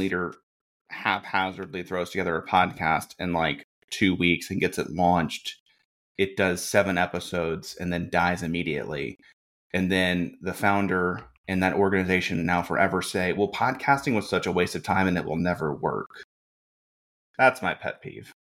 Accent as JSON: {"language": "English", "town": "Birmingham", "region": "Alabama", "country": "United States", "tie": "born or raised there", "also_born_or_lived": "Jackson, Mississippi", "moved": "as an adult", "lives_now": "Indianapolis, United States", "said": "born and raised in Birmingham, Alabama, moved to Jackson, Mississippi for college"}